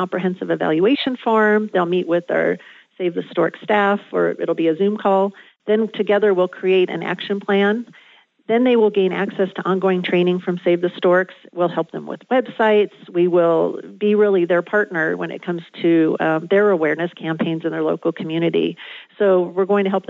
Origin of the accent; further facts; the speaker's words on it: Southern California, United States; I grew up in Southern California